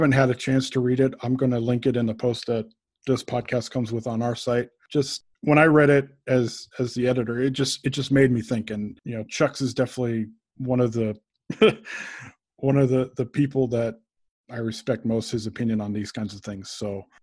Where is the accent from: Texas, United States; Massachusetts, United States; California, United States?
California, United States; now in Oregon, United States; I am born and raised in California and now live in Oregon